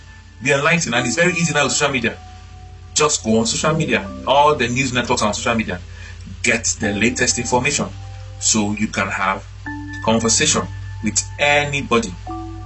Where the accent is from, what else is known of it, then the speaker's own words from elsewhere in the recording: Nigeria; moved away; growing up in Nigeria, my primary school, they used to do what they call quantitative aptitude